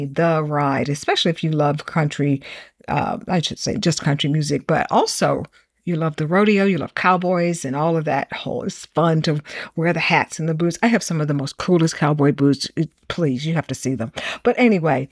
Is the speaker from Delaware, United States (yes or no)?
no; Houston, Texas, United States; I grew up in Houston